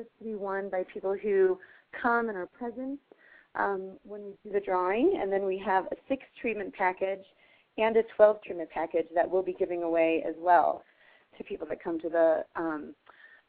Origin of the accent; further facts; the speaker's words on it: Eastern Plains, Colorado, United States; we were both from Colorado. I'm from the Eastern Plains